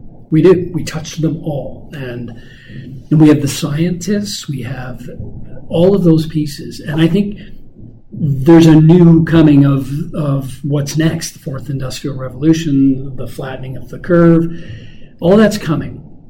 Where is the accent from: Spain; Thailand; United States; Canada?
Canada; I've traveled, I'm a Canadian, I've lived all across the country